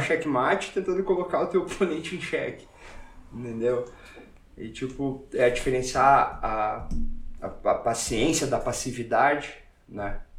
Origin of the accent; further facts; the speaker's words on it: Brazil; moved away as an adult; sou, sou brasileiro, faço jiu-jitsu